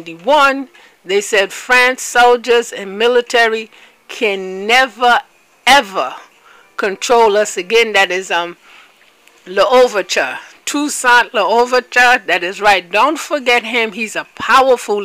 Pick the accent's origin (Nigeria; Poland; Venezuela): Nigeria; I'm from Biafra